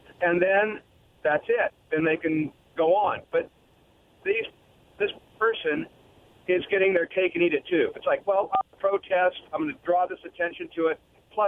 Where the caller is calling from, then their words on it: Richland, United States; This is … from Richland.